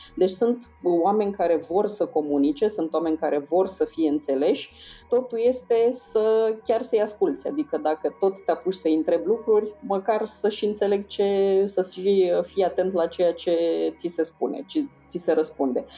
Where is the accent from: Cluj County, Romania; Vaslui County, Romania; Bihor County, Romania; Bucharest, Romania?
Vaslui County, Romania; Vaslui; accent: Moldavian; eu sunt din Vaslui, deci pot să vorbesc și cu accent dacă trebuie